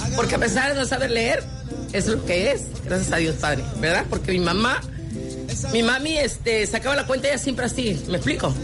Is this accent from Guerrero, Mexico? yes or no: yes; Guerrero, Mexico; yo soy su cocinera de Guerrero